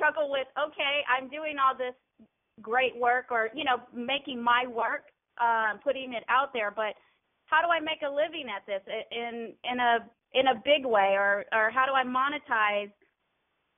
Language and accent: English; Houston, Texas, United States; I'm from Houston, Texas